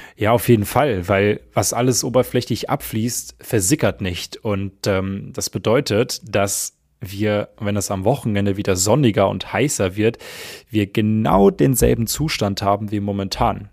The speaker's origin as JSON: {"language": "German", "region": "Hesse", "country": "Germany", "tie": "born or raised there", "said": "In meiner Heimat zum Beispiel, ich komme aus Hessen"}